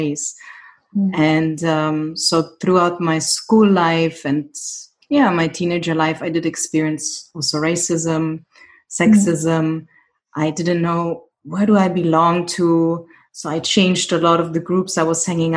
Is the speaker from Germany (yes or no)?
yes; Germany; also born or lived in Greece; I grew up in Germany